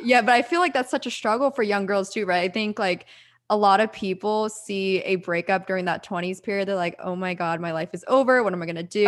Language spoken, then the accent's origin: English; Pennsylvania, United States; moved away; also born or lived in Orange County, California; I'm from the East Coast. I'm from Pennsylvania